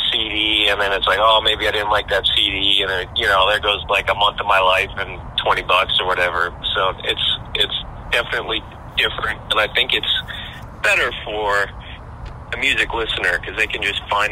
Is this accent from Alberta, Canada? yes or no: yes; Edmonton, Alberta, Canada; we're from Edmonton